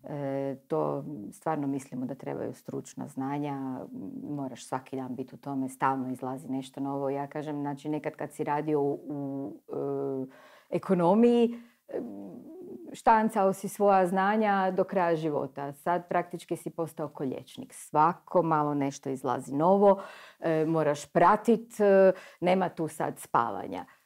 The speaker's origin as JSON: {"language": "Croatian", "region": "Istria County", "country": "Croatia", "tie": "born or raised there", "said": "ja sam uživjela kao klinka u Istri"}